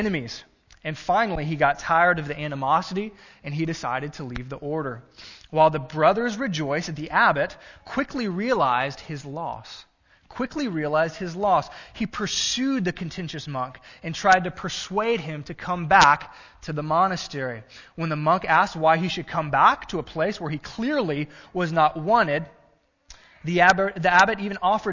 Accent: Gulf Coast, South Texas, United States; moved away; I grew up in South Texas on the Gulf Coast

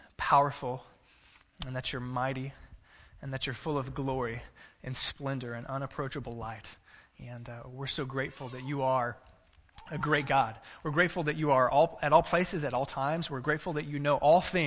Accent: Texas, United States; now in Cissna Park, Illinois, United States; I'm from Texas.

